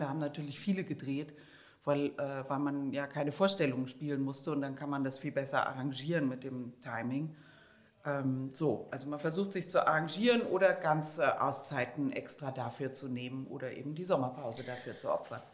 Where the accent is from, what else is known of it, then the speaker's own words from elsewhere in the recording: Germany; now in Vienna, Austria; wenn man als Deutscher in Österreich im Urlaub ist